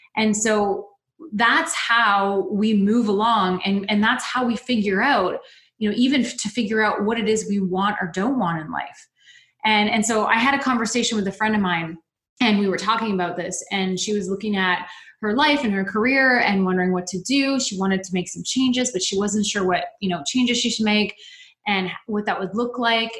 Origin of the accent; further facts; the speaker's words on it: London, Ontario, Canada; my hometown, which is London, Ontario